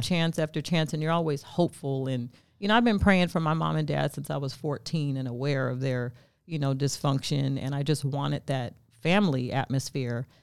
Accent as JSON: {"language": "English", "town": "Stockton", "region": "California", "country": "United States", "also_born_or_lived": "Sacramento, California", "said": "I'm from Stockton, California"}